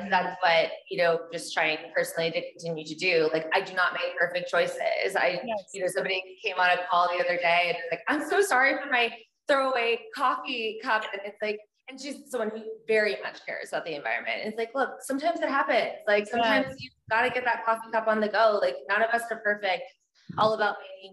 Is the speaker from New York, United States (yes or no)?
no; Texas, United States; I grew up in Texas.